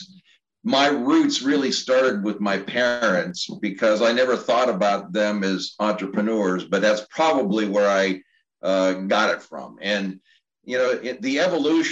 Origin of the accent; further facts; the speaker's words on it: Pittsburgh, Pennsylvania, United States; also born or lived in Cincinnati / Indianapolis / Kansas City; now in Maryland, United States; growing up in Pittsburgh and then, you know, moving throughout the Midwest, Cincinnati, Indianapolis, Kansas City